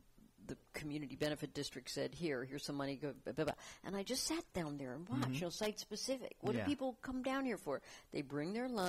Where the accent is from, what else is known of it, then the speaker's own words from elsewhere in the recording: Fort Lauderdale, Florida, United States; moved away; I'm from Fort Lauderdale, Florida